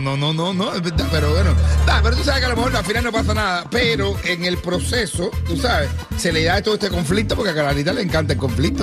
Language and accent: Spanish; Cuba; moved away; como cubanos libres